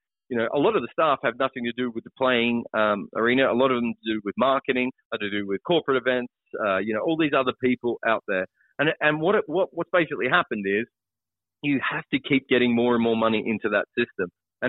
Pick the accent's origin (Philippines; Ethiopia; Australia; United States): Australia; moved away as an adult; now in London, United Kingdom; Yeah, I mean, I'm Australian. I love London. It's a great city, but I don't consider myself English or anything.